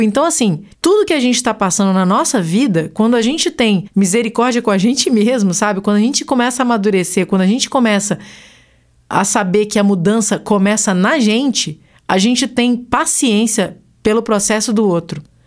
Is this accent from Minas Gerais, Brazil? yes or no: yes; Minas Gerais, Brazil; Sou mineira, eu uso trem para qualquer coisa